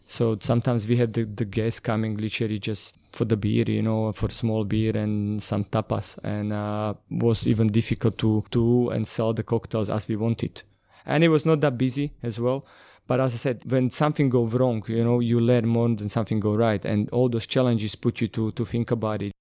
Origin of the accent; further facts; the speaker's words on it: North Slovakia, Slovakia; English is a second language; moved away as an adult; now in London, United Kingdom; I'm originally from Slovakia